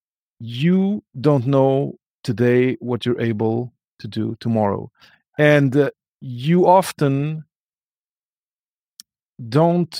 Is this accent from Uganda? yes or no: no; Portugal; English is a second language; moved away; coming from Portugal, not being a first language, you know, my mother tongue is not English